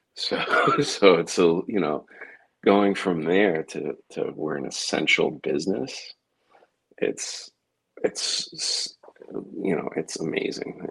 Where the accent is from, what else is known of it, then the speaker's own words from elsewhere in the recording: Massachusetts, United States; my home state